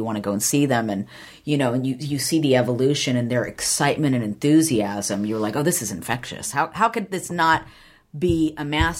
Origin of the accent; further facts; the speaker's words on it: Downey, California, United States; I grew up in Downey, which is right around the corner from Anaheim.